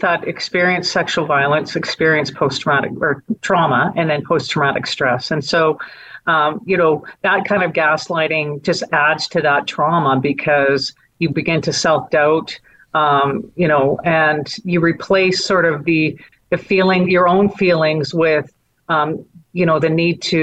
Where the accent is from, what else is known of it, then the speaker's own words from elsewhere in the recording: Calgary, Alberta, Canada; also born or lived in Edmonton; While I was raised in Edmonton, or born in Edmonton, raised in Calgary, I know what the Stampede means to this city